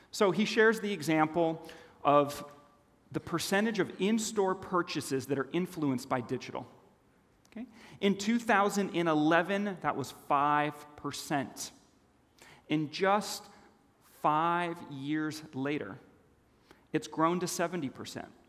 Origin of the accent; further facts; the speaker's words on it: Los Angeles, California, United States; also born or lived in Switzerland; when I was nine years old, my family moved to a foreign land Los Angeles, California